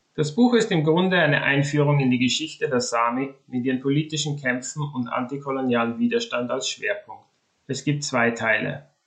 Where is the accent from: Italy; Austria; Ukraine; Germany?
Austria; now in Sweden; Ich wurde in Österreich geboren und bin dort aufgewachsen, habe das Land aber vor rund 25 Jahren verlassen